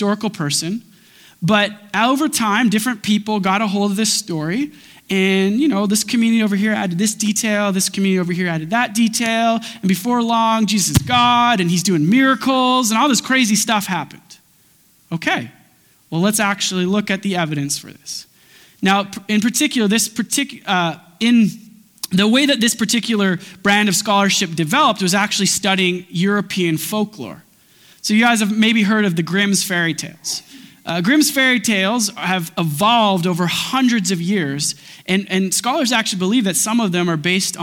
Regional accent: Grande Prairie, Alberta, Canada; I was born at 8 p.m. in Alberta time in Grand Prairie, Alberta

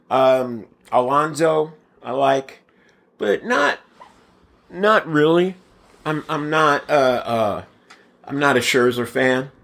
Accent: Bay Area, California, United States; moved away as an adult; also born or lived in Brooklyn, New York; now in Mesa, United States; moved to the Bay Area and then moved here, uh, in ninety-seven

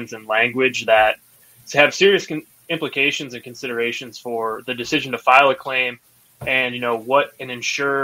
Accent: Minnesota, United States; moved away; I'm from Minnesota

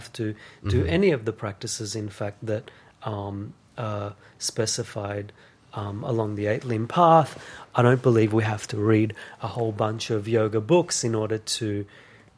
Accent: Israel; I grew up in Israel

